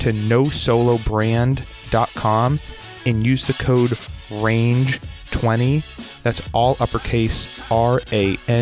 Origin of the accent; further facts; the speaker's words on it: outside of Boston, Massachusetts, United States; I am outside of Boston in my childhood bedroom